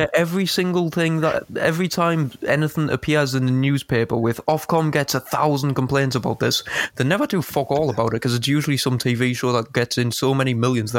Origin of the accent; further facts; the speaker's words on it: United Kingdom; We are British citizens.